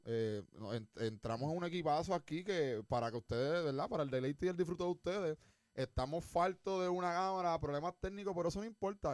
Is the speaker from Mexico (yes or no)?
no; Puerto Rico; moved away; also born or lived in United States; yo me fui de Puerto Rico